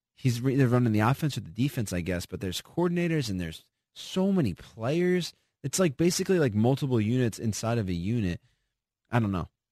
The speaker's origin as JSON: {"language": "English", "town": "Philadelphia", "region": "Pennsylvania", "country": "United States", "tie": "born or raised there", "said": "I was born in Northeast Philly"}